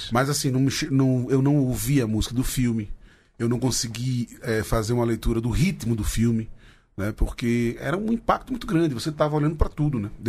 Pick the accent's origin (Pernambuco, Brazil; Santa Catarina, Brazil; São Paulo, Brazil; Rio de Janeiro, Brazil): Pernambuco, Brazil; Garanhuns; Eu vim de Garanhuns, pô. Você quer saber? Já vim pra... Viemos de Garanhuns e para vencer.